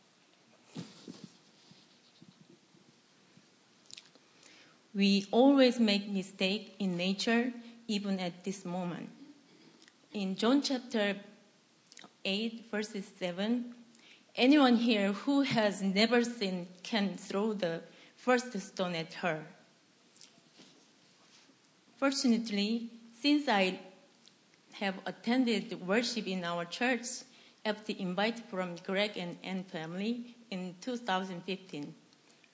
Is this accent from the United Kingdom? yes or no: no; South Korea; English is a second language; moved away as an adult